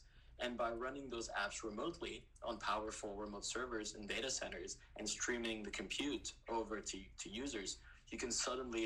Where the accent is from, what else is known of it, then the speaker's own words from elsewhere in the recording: Quebec City, Quebec, Canada; moved away; I'm originally from Quebec City